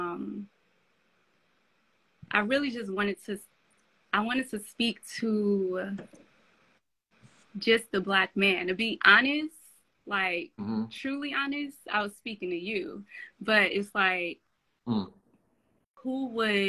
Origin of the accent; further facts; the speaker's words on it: Chicago, Illinois, United States; I'm from LeClaire Courts, Chicago